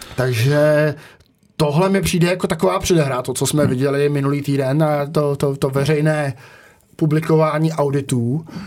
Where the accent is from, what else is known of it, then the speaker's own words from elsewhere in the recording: Czechia; jsem Čech